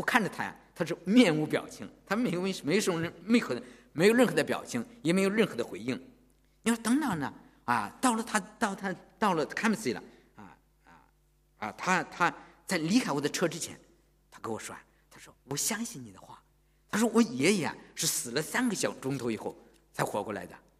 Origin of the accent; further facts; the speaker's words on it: China; 我知道我们从大陆来的人都是无神论的头脑，是吧？